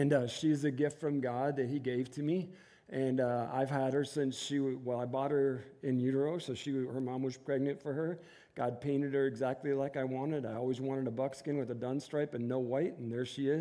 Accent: Inkster, Michigan, United States; moved away as an adult; we were both born and raised in Inkster, which is a suburb of Detroit

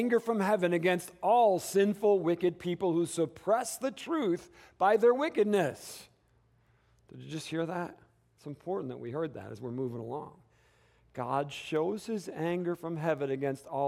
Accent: Detroit, Michigan, United States; moved away as an adult; now in Tucson, United States; I come from Michigan, you know. I was raised in, both of us, obviously, my wife, in the Detroit, Michigan area

